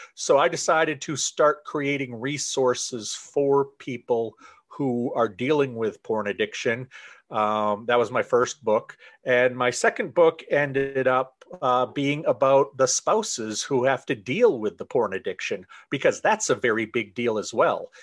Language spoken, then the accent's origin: English; Central Maine, United States; I am from Central Maine. I have lived here most of my life